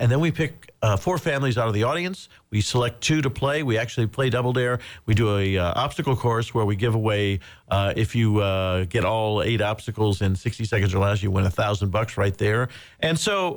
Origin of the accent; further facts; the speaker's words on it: Indiana, United States; moved away as an adult; growing up in Indiana